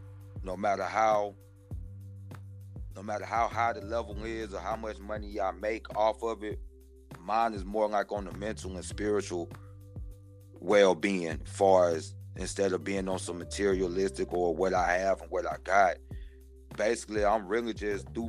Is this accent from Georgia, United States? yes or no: yes; Warner Robins, Georgia, United States; I'm from Warner Robins